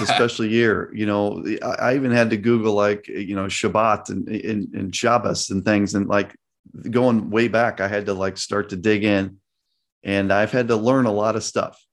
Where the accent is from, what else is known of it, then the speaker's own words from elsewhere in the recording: Chicago, Illinois, United States; I grew up in Chicago during the Michael Jordan era.